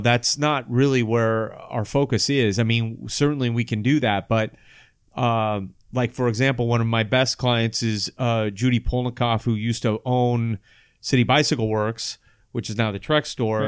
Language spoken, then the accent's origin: English; Sacramento, California, United States; I grew up here in Sacramento